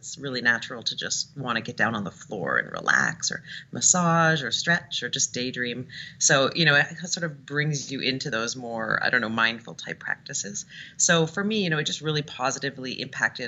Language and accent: English; Toronto, Ontario, Canada; moved away as an adult; now in San Francisco, United States; in 2009 in Toronto, where I'm from. And then I came to San Francisco, and I've been doing it here for 3 years.